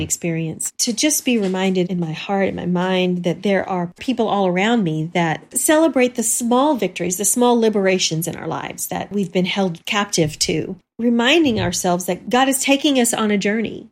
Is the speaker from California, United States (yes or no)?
no; Texas, United States; growing up in Texas